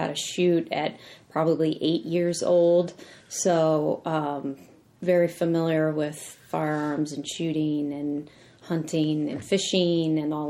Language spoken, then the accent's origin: English; Colorado, United States; moved away as an adult; now in Washington, D.C., United States; I'm from Colorado. Grew up in a ranching family there. I went to Colorado State